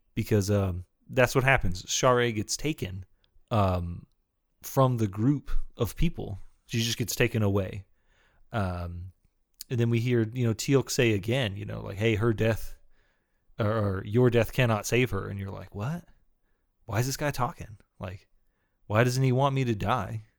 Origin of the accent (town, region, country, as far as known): Texas, United States